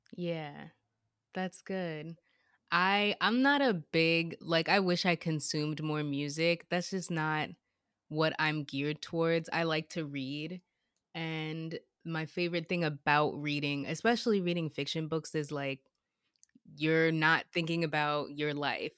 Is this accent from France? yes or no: no; United States; growing up in America